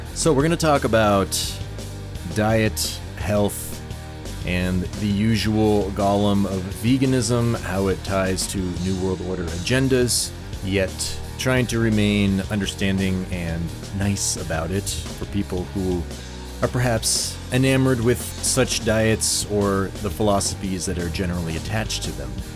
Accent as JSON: {"language": "English", "region": "Vermont", "country": "United States", "tie": "born or raised there", "said": "I grew up on the East in Vermont"}